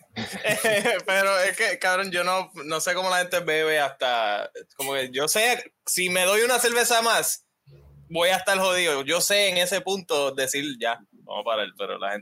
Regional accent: Cataño, Puerto Rico; also born or lived in Guaynabo; no soy full de Cataño. Yo viví tiempo, pero yo me mudé como a los 13

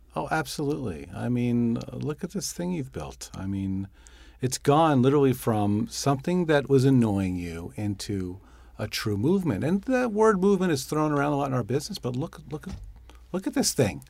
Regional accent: New York, United States; I'm a New Yorker

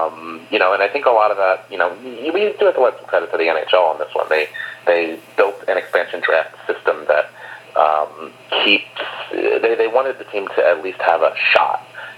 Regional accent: near Atlantic City, New Jersey, United States; growing up near Atlantic City

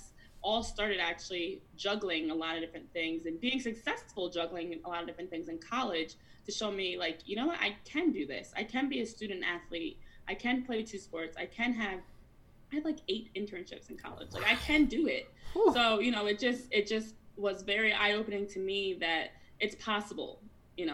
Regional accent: New Jersey, United States; I'm from Jersey, I still live in Jersey

